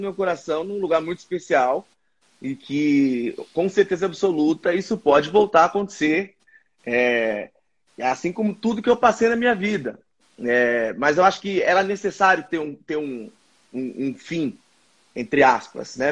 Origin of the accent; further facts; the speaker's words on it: Ponta Porã, Mato Grosso do Sul, Brazil; moved away; also born or lived in Presidente Prudente, São Paulo / Mogi das Cruzes / São Paulo / Rio de Janeiro; de Ponta Porã, principalmente, no Mato Grosso do Sul, onde eu cresci. Né? Depois voltei a morar em Prudente, onde eu nasci